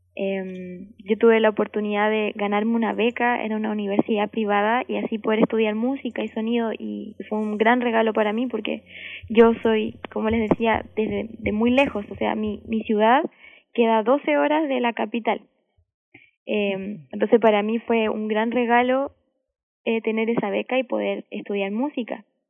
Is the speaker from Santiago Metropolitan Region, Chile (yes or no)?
no; Valdivia, Los Ríos, Chile; Valdivia, mi ciudad natal